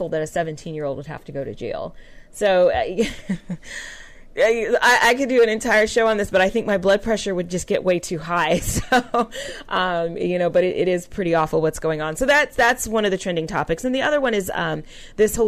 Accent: California, United States; I'm from California.

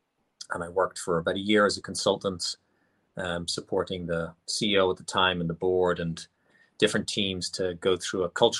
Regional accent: Ireland; I was born and raised in Ireland.

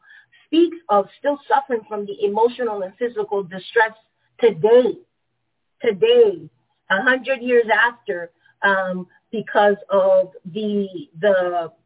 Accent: Panama; moved away; I was born and raised into the Jim Crow colonized territory of Panama

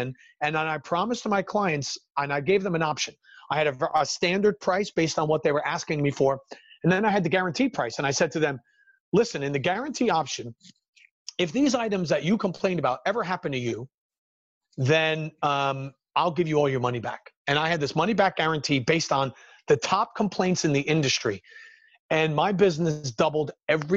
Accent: New Jersey, United States; born and raised in New Jersey, still here, still living in the Garden State

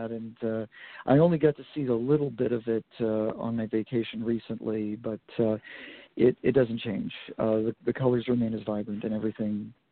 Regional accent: Vermont, United States; Well, I grew up in Vermont, so I had um, a lot to uh, to look at in just in a very small state comparatively.

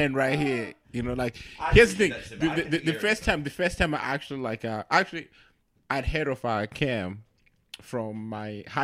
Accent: Zimbabwe; moved away; also born or lived in Kentucky; I'm from Zimbabwe

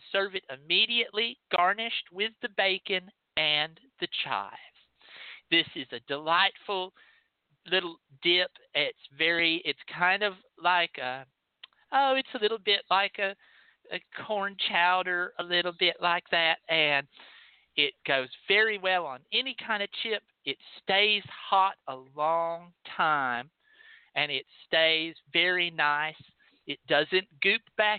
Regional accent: Texas, United States; I'm from Texas

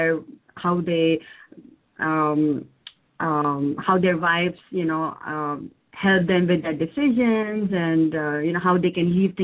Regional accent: India; moved away; I come from India

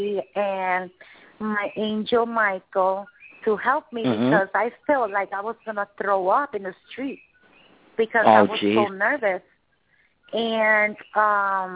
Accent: Puerto Rico; I'm from Puerto Rico, from the Caribbean.

